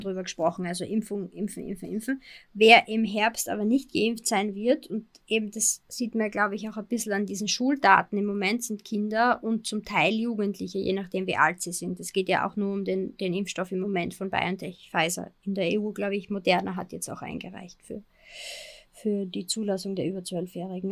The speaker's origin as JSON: {"language": "German", "country": "Austria", "said": "Bei uns in Österreich"}